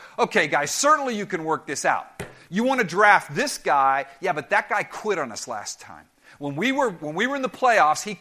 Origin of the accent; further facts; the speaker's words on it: South Florida, United States; we're from South Florida